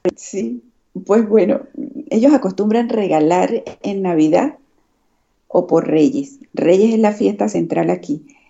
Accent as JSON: {"language": "Spanish", "country": "Venezuela", "also_born_or_lived": "Madrid, Spain", "moved": "as an adult", "lives_now": "Badajoz, Spain", "said": "somos los médicos venezolanos"}